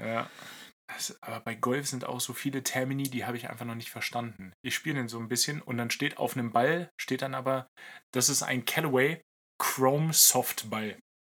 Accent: Lower Saxony, Germany; mein Heimatbundesland Niedersachsen

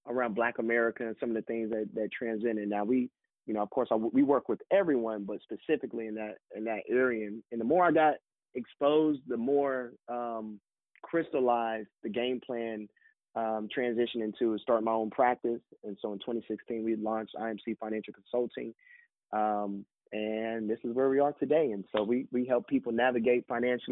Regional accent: Florida, United States; moved away as an adult; now in Birmingham, United States; growing up in the U.S., growing up in Florida

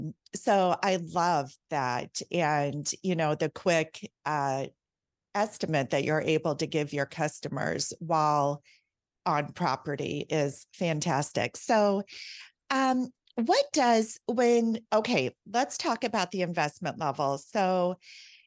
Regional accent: Iowa, United States; moved away as an adult; now in South Florida, United States; I'm from Iowa and we moved to South Florida 3 years ago

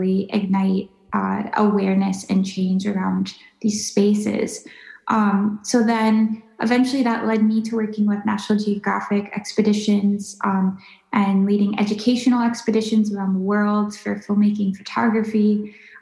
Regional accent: Minnesota, United States; growing up in Minnesota

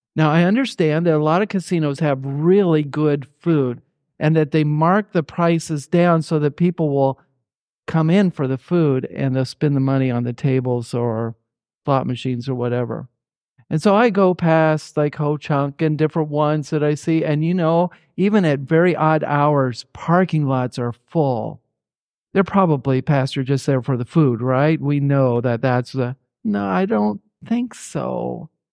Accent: Indianapolis, Indiana, United States; moved away; also born or lived in Fillmore, Minnesota / Harrodsburg, Kentucky; growing up in Indianapolis, Indiana

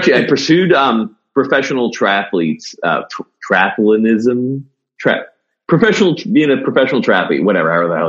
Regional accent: Newbury Park, California, United States; I grew up, surfing actually, cause I lived right on the coast. In a little town called Newbury Park, California, right near Camarillo

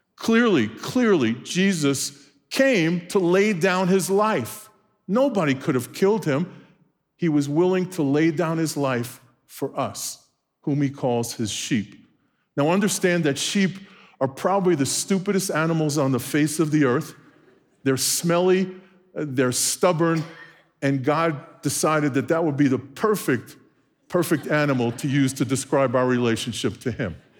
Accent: New York City, New York, United States; moved away; born and raised in Brooklyn, New York

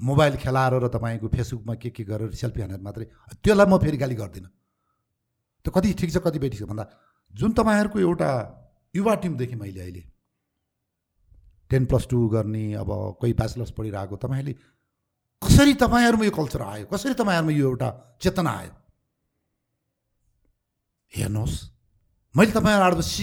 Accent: Nepal; हामी जहाँ जे भए पनि तराईमा रहे पनि हिमालमा रहे पनि पाहाडमा रहे पनि हामी नेपाली हौँ

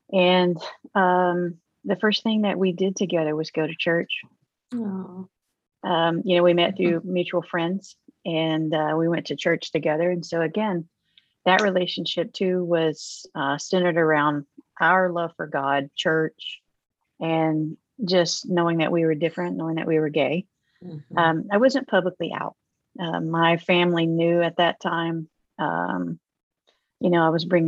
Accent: Oklahoma, United States; I grew up in Oklahoma

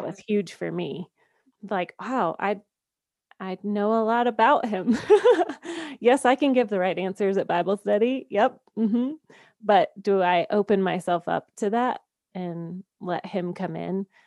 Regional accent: Georgia, United States; moved away as an adult; now in Colorado, United States; I am a Southern girl at heart. I grew up in Georgia

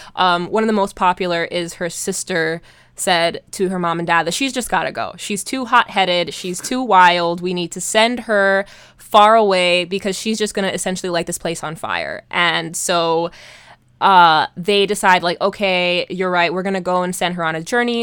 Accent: Hawaii, United States; growing up in Hawaii in the nineties

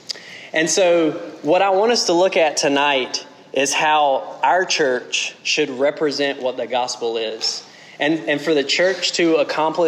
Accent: South Central Georgia, United States; moved away; I'm from South Central Georgia.

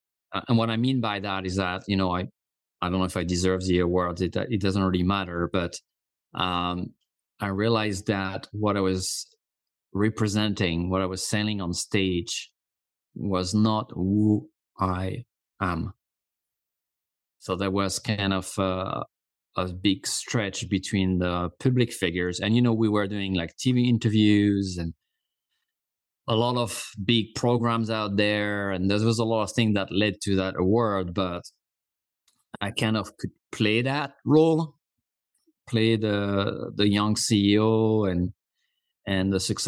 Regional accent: Corsica, France; English is a second language; now in United States; And, you know, I've been living in the US for 20 years now. I'm originally from Corsica, a small island in the Mediterranean Sea.

